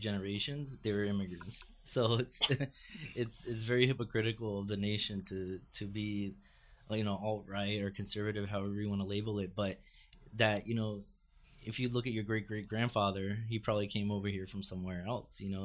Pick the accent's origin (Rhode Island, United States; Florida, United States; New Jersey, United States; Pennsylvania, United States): Florida, United States; Fort Lauderdale; now in New York, United States; I grew up in Fort Lauderdale, which is just a half hour north of Miami